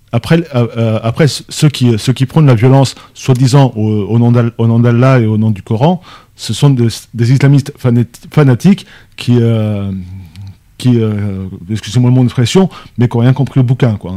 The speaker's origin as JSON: {"language": "French", "country": "France", "said": "pour nous Français"}